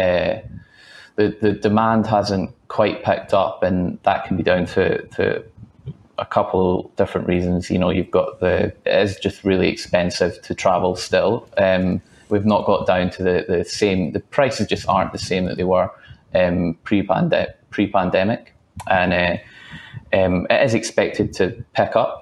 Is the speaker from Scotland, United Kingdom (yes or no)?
yes; Scotland, United Kingdom; now in Australia; I'm not originally from Australia. I traveled back to Scotland to visit family.